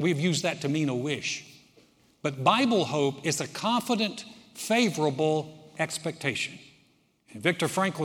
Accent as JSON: {"language": "English", "region": "North Carolina", "country": "United States", "tie": "born or raised there", "moved": "yes", "said": "my home state, North Carolina"}